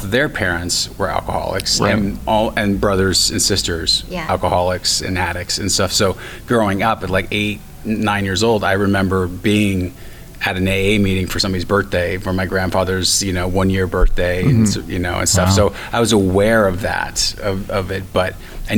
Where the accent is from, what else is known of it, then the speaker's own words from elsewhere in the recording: Stockton, California, United States; I'm from Stockton